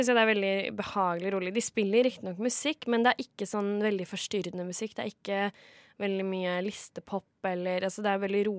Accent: Kragerø, Vestfold og Telemark, Norway; Kommer fra Kragerø, og bussen går

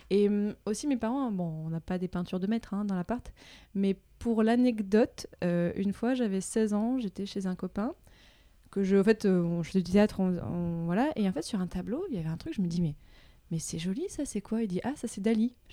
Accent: Morocco; donc j'ai grandi au Maroc.

